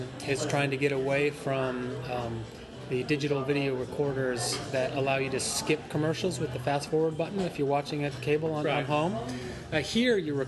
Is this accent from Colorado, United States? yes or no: yes; Denver, Colorado, United States; moved away; I grew up in Denver, Colorado, in a middle-class, lower-middle-class neighborhood